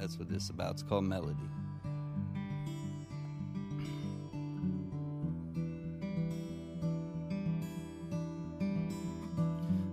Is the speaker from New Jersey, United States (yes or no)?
no; Funkstown, Maryland, United States; I'm 39 years old. I'm from Funkstown, Maryland